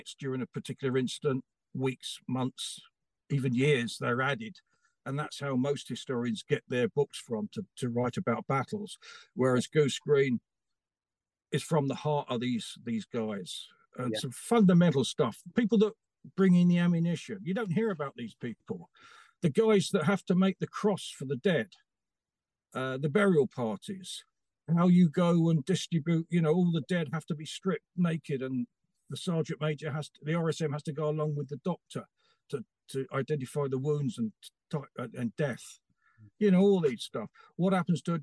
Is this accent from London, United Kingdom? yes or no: yes; London, United Kingdom; I grew up in South London at the time